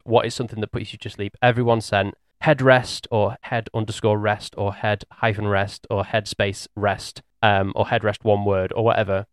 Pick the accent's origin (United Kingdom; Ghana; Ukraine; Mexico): United Kingdom; England; we're English